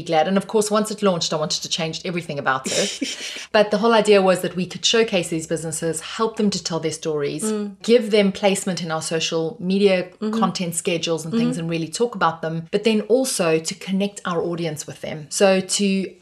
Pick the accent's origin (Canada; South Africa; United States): South Africa; I have a South African passport